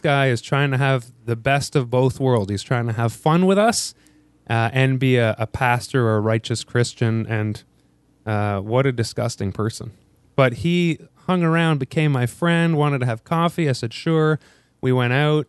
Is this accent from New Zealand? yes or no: no; Ottawa, Ontario, Canada; moved away as an adult; also born or lived in Korea; now in Toronto, Canada; I'm from Ottawa. We moved to Toronto, my wife